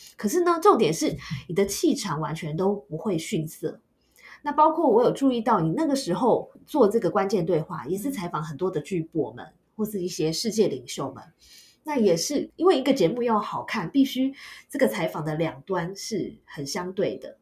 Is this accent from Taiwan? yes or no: yes; Taiwan; moved away as an adult; 我自己这个台姐，土生土长的台姐的观点